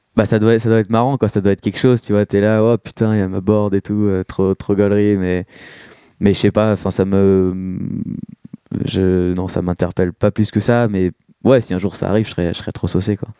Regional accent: Rambouillet, Île-de-France, France; moved away as an adult; now in Paris, France; moi, je, viens de Rambouillet à la base, j'ai grandi euh, là-bas

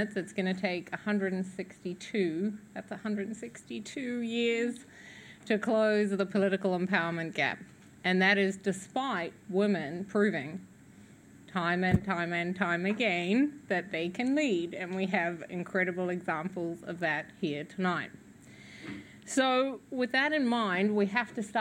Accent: New Zealand; being a New Zealander and a former UN Women colleague

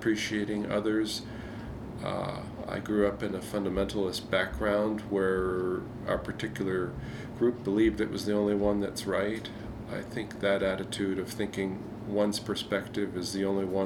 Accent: Southeast Pennsylvania, United States; Growing up in Southeast Pennsylvania

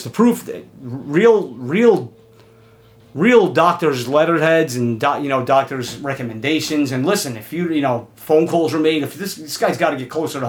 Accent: New York City, New York, United States; I'm from Queens

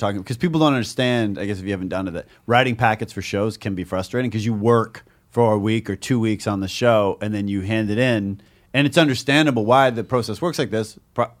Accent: Canada; I'm Canadian.

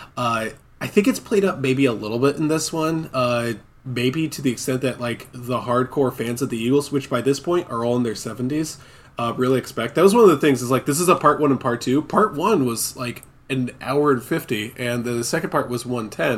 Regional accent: Scotland, United Kingdom; I'm Scottish

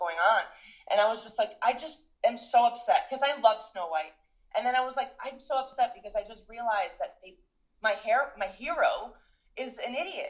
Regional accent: New York, United States; also born or lived in Venezuela / United Kingdom; I'm from New York, and yes, that I'm American, but like I feel more New Yorker

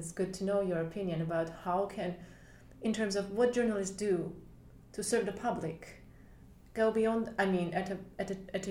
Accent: Armenia; I'm from Armenia

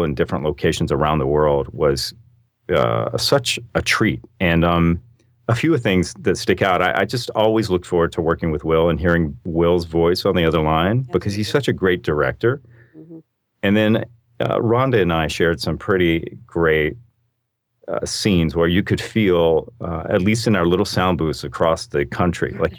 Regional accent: Arkansas, United States; moved away as an adult; I grew up in Arkansas

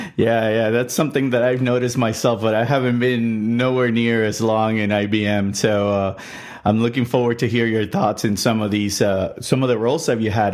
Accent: Puerto Rico; I'm originally from Puerto Rico

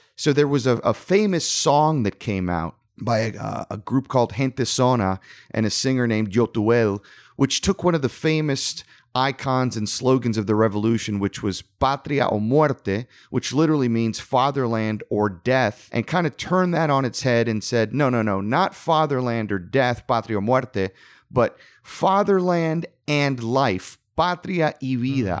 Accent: South Florida, United States; growing up in South Florida

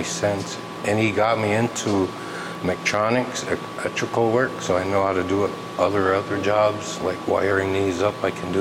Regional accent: Red Lake Indian Reservation, Minnesota, United States; I come from the Red Lake Indian Reservation

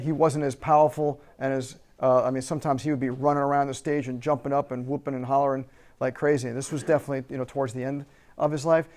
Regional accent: United States; we have as American citizens

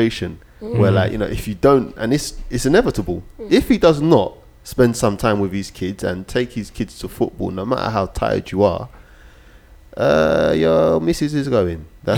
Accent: Nigeria; as a Nigerian woman or someone that was from the same ethnic background or culture as him, I wouldn't even listen to him

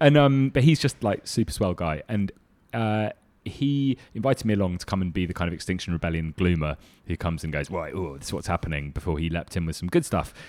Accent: London, United Kingdom; I come from London

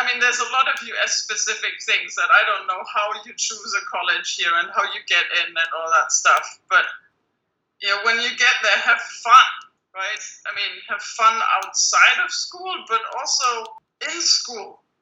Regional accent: Germany; moved away as an adult; also born or lived in London / Switzerland / California; math was not a thing that girls were supposed to do when I was growing up in Germany.

